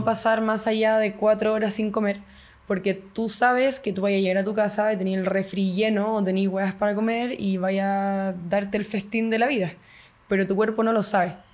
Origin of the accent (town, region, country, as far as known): Chile